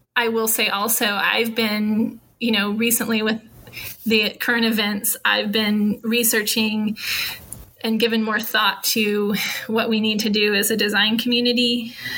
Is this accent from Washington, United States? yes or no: no; Norman, Oklahoma, United States; moved away as an adult; now in Houston, United States; where I grew up in Norman